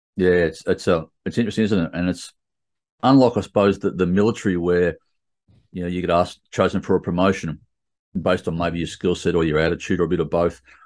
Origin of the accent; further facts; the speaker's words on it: Sydney, New South Wales, Australia; I grew up in Sydney my whole life